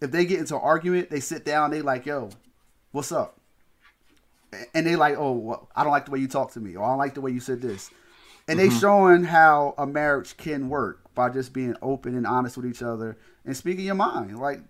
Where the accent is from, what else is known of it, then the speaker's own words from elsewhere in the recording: Chicago, Illinois, United States; Oh, I'm from Chicago. This is what we do.